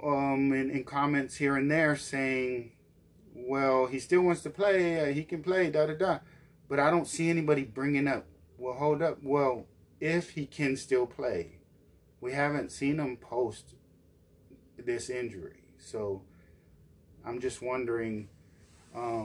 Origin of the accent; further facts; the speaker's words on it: Dallas, Texas, United States; we're from Dallas